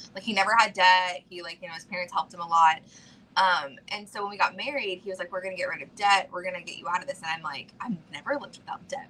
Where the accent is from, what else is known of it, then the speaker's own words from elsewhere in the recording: Georgia, United States; I'm originally from Georgia, like, very poor